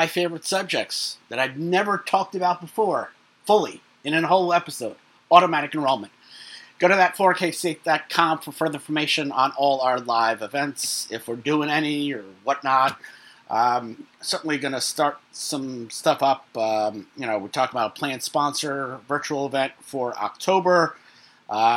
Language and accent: English; New York City, New York, United States; in Brooklyn, my hometown